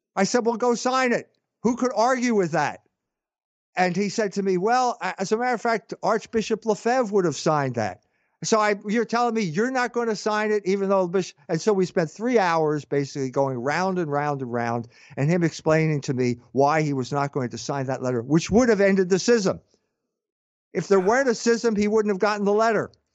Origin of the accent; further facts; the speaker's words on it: United States; I'm an American